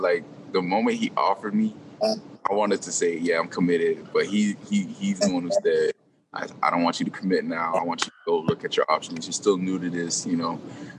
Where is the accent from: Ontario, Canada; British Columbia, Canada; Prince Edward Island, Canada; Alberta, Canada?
Alberta, Canada; Brooks; now in Clemson, United States; Brooks, you know what I'm saying? Like my hometown.